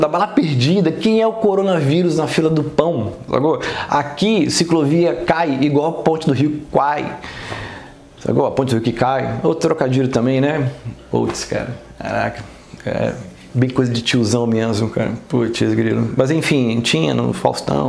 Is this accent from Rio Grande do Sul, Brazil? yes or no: no; São Paulo, Brazil; now in Rio de Janeiro, Brazil; apesar de ser carioca, eu não cresci no Rio de Janeiro, né? Eu cresci em São Paulo